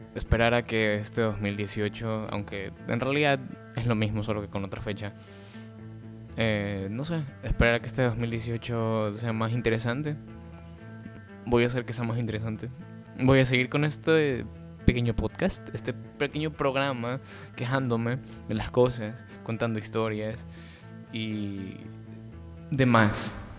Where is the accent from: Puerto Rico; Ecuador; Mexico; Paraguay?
Ecuador; now in Guayaquil, Ecuador; vivo en la ciudad de Guayaquil, Ecuador, un bello país